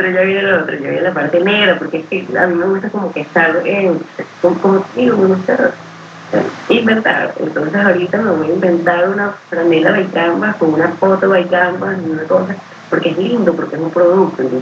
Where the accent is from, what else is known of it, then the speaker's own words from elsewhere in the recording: Venezuela; now in Miami, United States; como venezolana